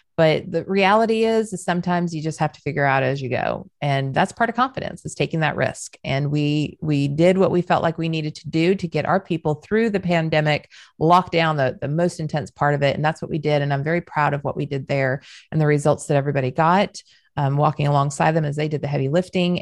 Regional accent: Southern California, United States; moved away; also born or lived in Southern United States; I know I'm Southern now, but I was still raised in SoCal

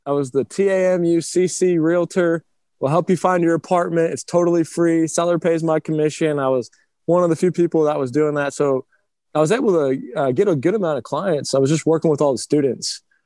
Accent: Round Rock, Texas, United States; also born or lived in Cleveland, Ohio; I was born in Cleveland. I moved to Round Rock, Texas, just north of Austin when I was three years old

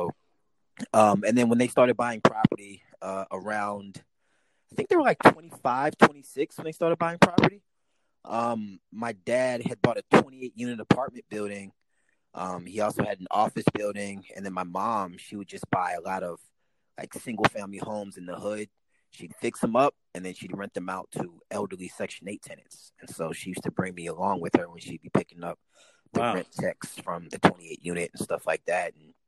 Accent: St. Louis, Missouri, United States; born there; You know, I was born in St. Louis, Missouri.

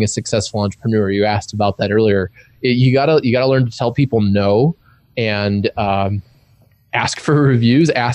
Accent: Illinois, United States; I'm from Illinois, and in the Midwest, people are really nice to a fault

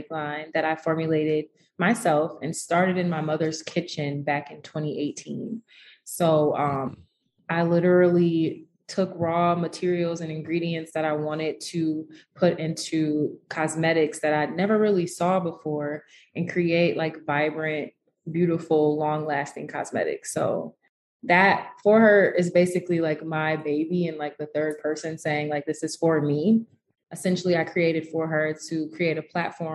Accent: Detroit, Michigan, United States; also born or lived in Chicago, Illinois; I was born in Chicago, Illinois, but I was actually raised here in Detroit, Michigan, where I am currently

